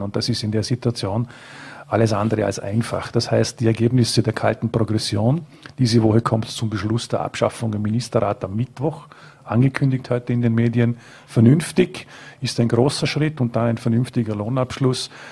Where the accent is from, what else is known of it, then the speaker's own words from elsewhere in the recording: Frastanz, Vorarlberg, Austria; es ist meine Heimatgemeinde